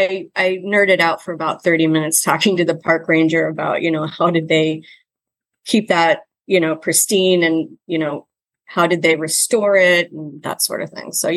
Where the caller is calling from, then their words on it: Washington, District of Columbia, United States; I'm dialing in from my home, which is located in downtown Washington, D.C., your nation's capital.